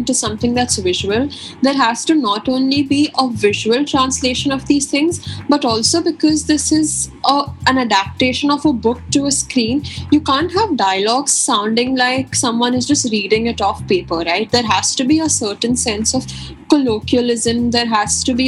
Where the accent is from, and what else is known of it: India